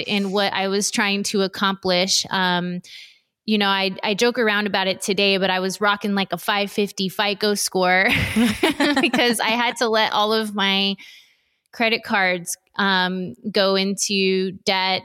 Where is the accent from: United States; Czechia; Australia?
United States; Los Angeles County, Southern California; I was born and raised in Southern California, um, Los Angeles County specifically